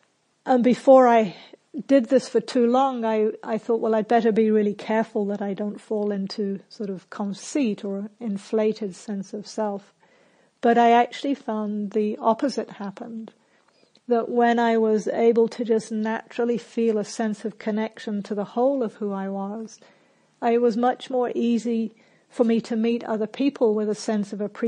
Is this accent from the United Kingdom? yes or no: yes; England, United Kingdom; also born or lived in New Zealand; So I grew up in England and New Zealand